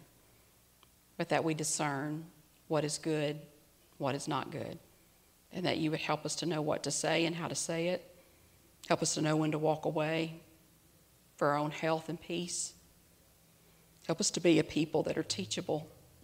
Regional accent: United States; As an American

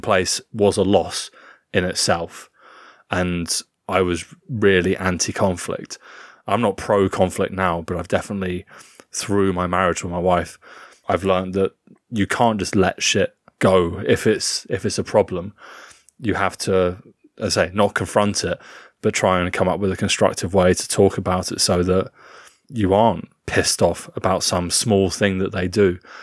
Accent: United Kingdom; as a British man

